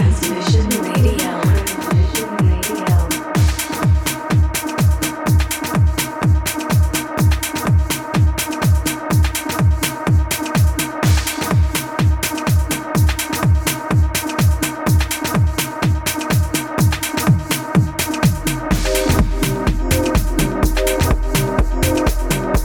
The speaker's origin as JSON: {"language": "English", "region": "London", "country": "United Kingdom", "moved": "yes", "lives_now": "Melbourne, Australia", "said": "I'm originally from London, England, as you can hear, and I'm based in Victoria, Melbourne."}